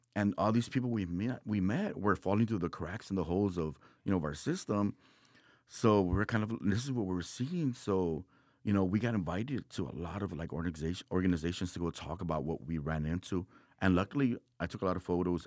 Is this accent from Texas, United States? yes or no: yes; Texas, United States; I'm from Texas